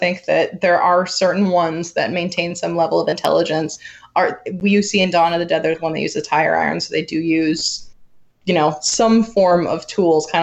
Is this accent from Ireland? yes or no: yes; Ireland; as an Irish person